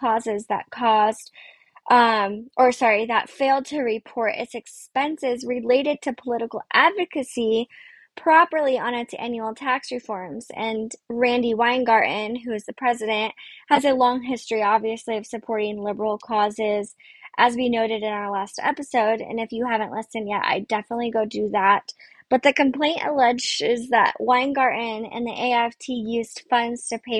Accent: Sacramento, California, United States; I grew up in Sacramento.

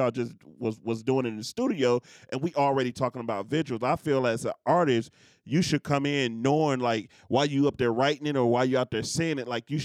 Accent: Detroit, Michigan, United States; I come from Detroit

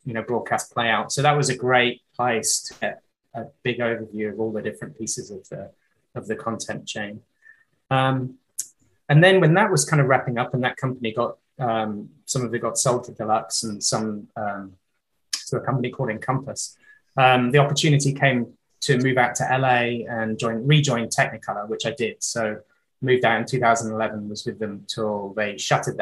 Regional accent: Hong Kong; moved away; I actually grew up in Hong Kong. So I spent most of my early life in Asia

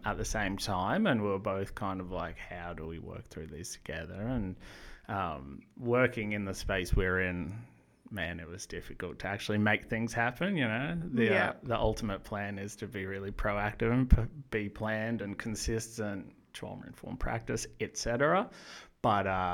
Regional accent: Noosa Heads, Queensland, Australia; moved away as an adult; also born or lived in Brisbane; now in Melbourne, Australia; I grew up in beautiful Noosa Heads, being a little rat bag that skateboarded and surfed every day

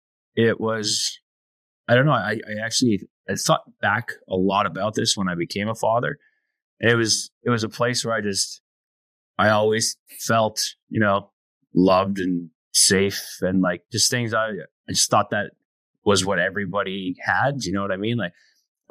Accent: Canada; I grew up a tiny little, we call it a Métis settlement

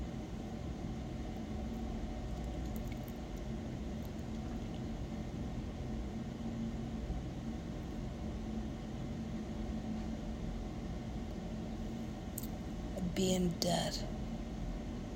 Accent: United States; I am American

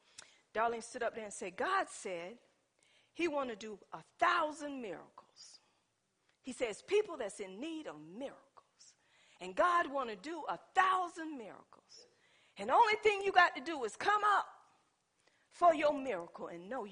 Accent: Pender County, North Carolina, United States; I'm from Pender County

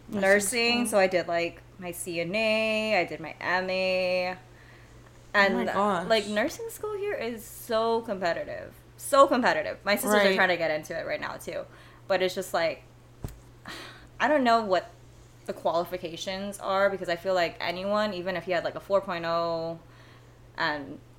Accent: Waialua, Hawaii, United States; I grew up here in Hawaii, in Waialua, actually, all my life

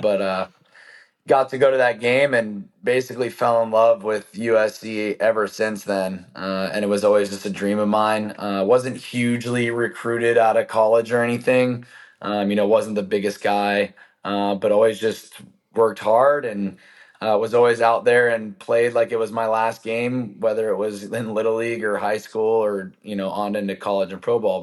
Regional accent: San Diego, California, United States; growing up in San Diego, pretty good place to be able to, uh, hang out outside.

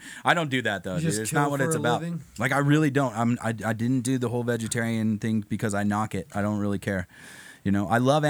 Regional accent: Southern California, United States; I'm from Southern California, dude.

